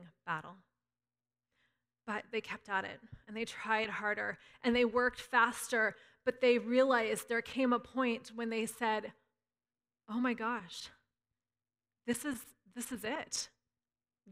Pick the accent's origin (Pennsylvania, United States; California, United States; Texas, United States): California, United States; Northern; I'm a Northern Californian